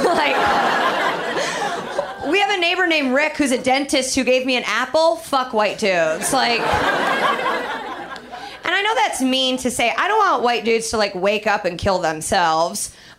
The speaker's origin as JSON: {"language": "English", "town": "Indianapolis", "region": "Indiana", "country": "United States", "said": "I'm from Indianapolis. And Indianapolis is like a nice, normal place to be from."}